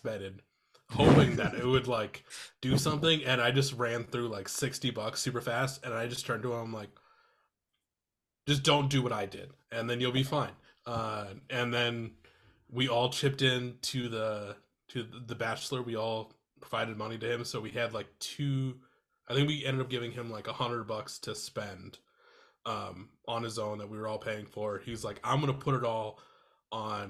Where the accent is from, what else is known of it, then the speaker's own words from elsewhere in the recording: Iowa, United States; now in Minneapolis, United States; so I live in Minneapolis now. I'm originally from Iowa.